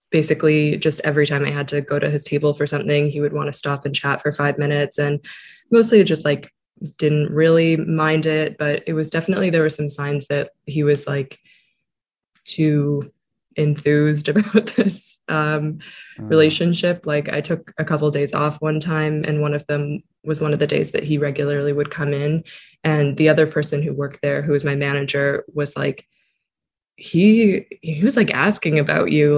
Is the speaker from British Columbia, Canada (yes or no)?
yes; Hope, British Columbia, Canada; gone back to my hometown, which is Hope, BC, basically like small town, 5,000 people